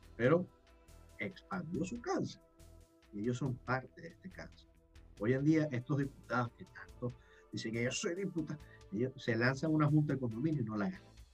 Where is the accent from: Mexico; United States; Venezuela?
Venezuela; moved away; yo como venezolano